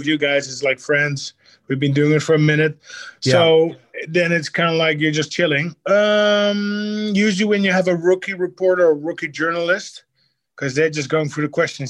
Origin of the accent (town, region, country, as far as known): Netherlands; now in Miami, United States